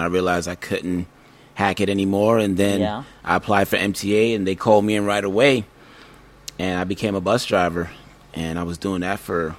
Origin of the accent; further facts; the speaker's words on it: El Paso, Texas, United States; also born or lived in Germany / New York; No, I was born in Germany, and then I lived in El Paso, Texas for maybe 7 years. So I claim Texas and New York, although I was born in Germany.